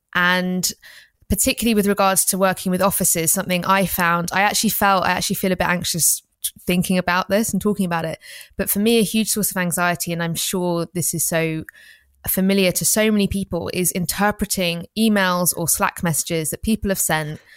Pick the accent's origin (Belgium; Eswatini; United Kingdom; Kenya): United Kingdom; England; we grew up in England